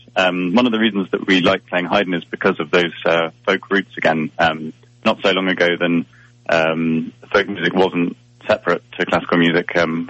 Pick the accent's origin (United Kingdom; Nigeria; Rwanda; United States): United Kingdom; England; So it came around because I'm English and the other three members are Scottish